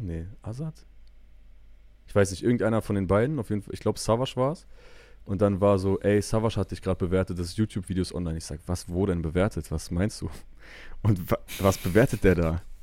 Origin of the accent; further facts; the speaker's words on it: Bielefeld, North Rhine-Westphalia, Germany; als Bielefelder